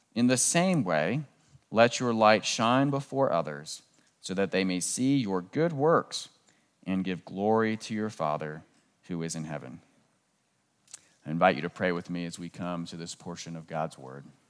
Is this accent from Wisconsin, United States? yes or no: no; Southern Maryland, United States; moved away; I grew up in Southern Maryland, just southeast of Washington, D C